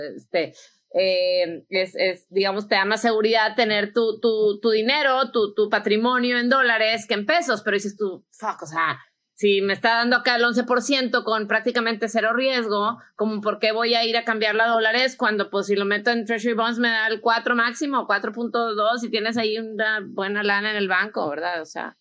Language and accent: Spanish; Mexico; also born or lived in United States; soy mexicana, americana, invierto aquí, invierto allá